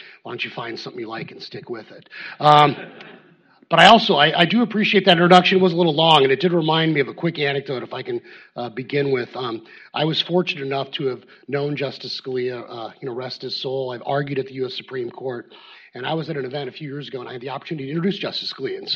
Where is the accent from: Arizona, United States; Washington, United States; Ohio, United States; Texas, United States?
Arizona, United States; I grew up in Arizona